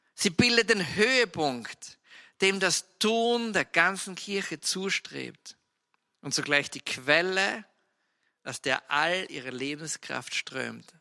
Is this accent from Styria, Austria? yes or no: yes; Styria, Austria; ich bin ja Steirer und Steirer sind von Natur aus, also Steirer ist ein kleines Bundesland in der Alpenrepublik Österreich